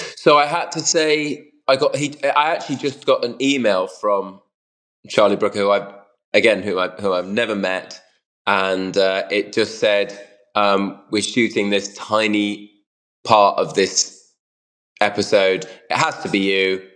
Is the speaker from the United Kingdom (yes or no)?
yes; United Kingdom; I'm British